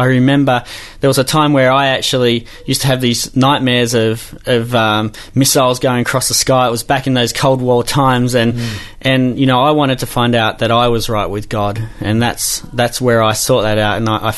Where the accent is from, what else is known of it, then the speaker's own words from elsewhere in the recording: Newcastle, North East England, United Kingdom; Well, you know, Newcastle, one of the greatest cities in this country, of course.